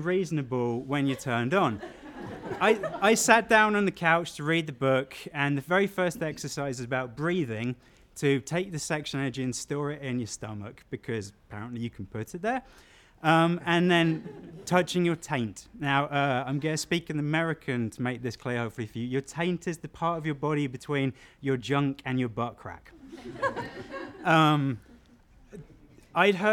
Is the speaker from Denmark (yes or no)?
no; South England, United Kingdom; moved away; growing up in small town England